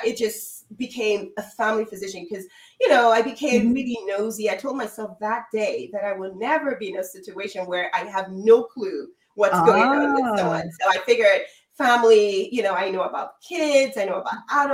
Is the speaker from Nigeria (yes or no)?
yes; Nigeria; I'm originally from Nigeria